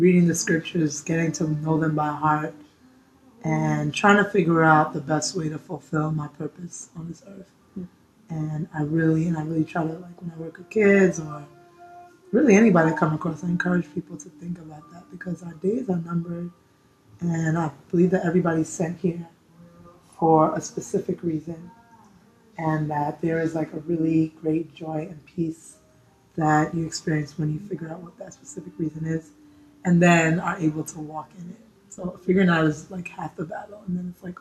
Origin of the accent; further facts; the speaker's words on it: New York City, New York, United States; So I'm born and raised in Brooklyn. Sadly, I'm still in Brooklyn.